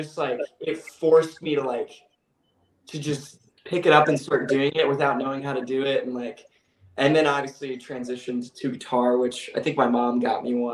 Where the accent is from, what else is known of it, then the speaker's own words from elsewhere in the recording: Sacramento, California, United States; I'm from Sacramento, California originally